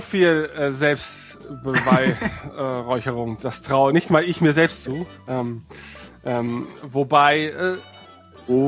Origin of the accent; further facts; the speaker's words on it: Northern Germany, Germany; wir als Nordlichter